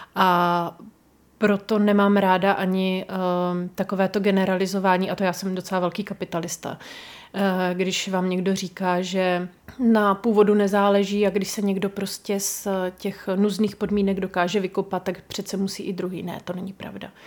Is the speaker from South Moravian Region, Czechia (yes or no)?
yes; Brno region, South Moravian Region, Czechia; u nás na Brněcku